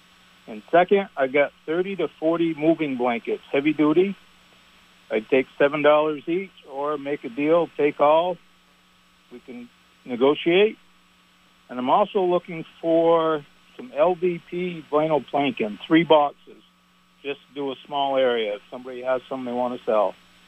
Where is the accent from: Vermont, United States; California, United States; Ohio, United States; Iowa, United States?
Vermont, United States; Barre; I'm from Barry, Vermont.